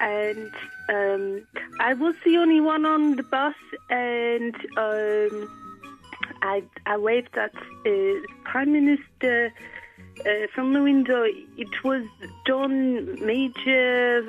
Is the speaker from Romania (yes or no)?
no; Monaco; I'm from Monaco, I'm Monarchies.